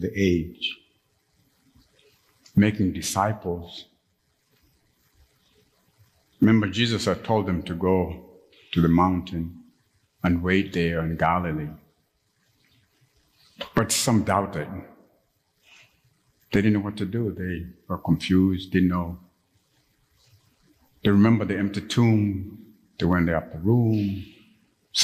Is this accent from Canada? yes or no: no; Kampala, Central Region, Uganda; moved away; Some of you know that I'm from Uganda. I grew up in Uganda.